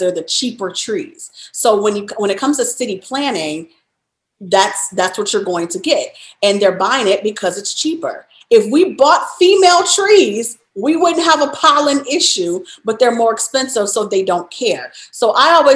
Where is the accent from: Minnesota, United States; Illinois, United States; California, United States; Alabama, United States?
Illinois, United States; Chicago; moved away; also born or lived in Louisiana / Texas / New York; born and raised in Chicago, then lived in Louisiana, lived in Texas, lived in New York.